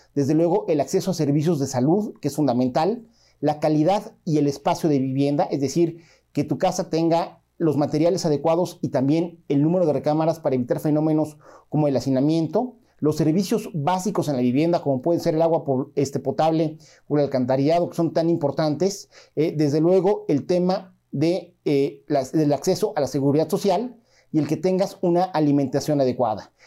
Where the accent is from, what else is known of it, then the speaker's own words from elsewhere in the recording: Mexico; nosotros como mexicanos